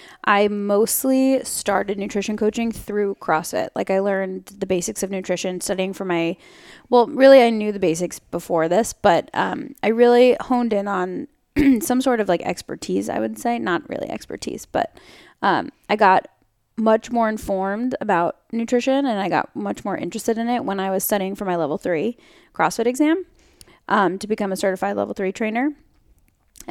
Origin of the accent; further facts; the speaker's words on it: New York, United States; now in San Francisco, United States; So I actually am from New York. So I grew up on the East Coast